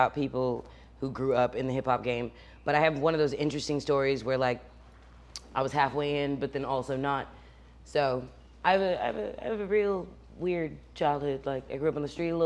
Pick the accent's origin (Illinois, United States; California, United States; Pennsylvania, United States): California, United States; moved away; I'm from California